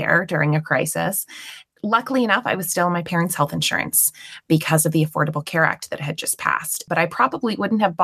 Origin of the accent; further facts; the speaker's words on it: Maryland, United States; moved away as an adult; now in Pewee Valley, United States; And so I was born and raised in Maryland, and I attended University of Maryland.